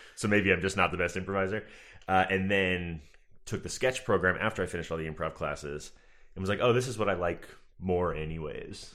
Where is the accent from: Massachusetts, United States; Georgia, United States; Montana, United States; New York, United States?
Massachusetts, United States; Marshfield; moved away; I am from, uh, Marshall, Massachusetts. It's, like, between Boston and Cape Cod.